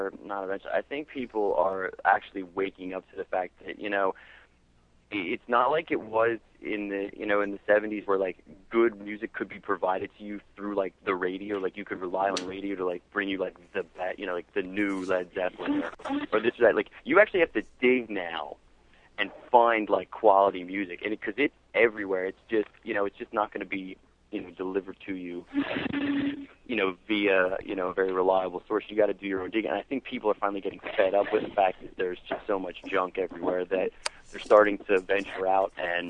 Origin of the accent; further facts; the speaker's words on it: Perkasie, Pennsylvania, United States; I always say we're from Percy. I don't try to say, oh, yeah, we're from Philly. Because we're not